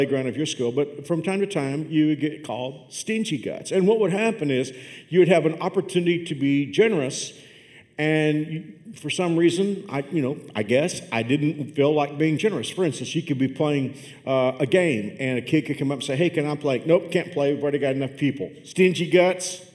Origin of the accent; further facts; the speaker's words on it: Fort Worth, Texas, United States; I grew up on the southeast side of Fort Worth